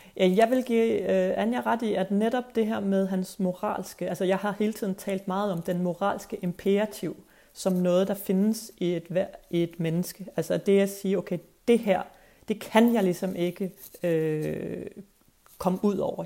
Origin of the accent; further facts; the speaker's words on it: Skive, Central Denmark Region, Denmark; moved away as an adult; also born or lived in Copenhagen; jeg kommer fra Jylland. Jeg er vokset op i Skive